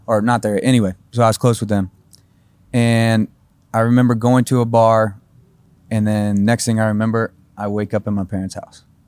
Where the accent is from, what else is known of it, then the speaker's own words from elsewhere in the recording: Carmel, Indiana, United States; moved away as an adult; also born or lived in Fishers, Indiana; now in Nashville, United States; Carmel, Indiana